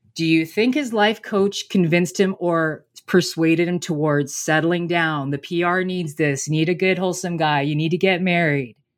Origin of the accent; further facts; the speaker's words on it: Canada; I'm Canadian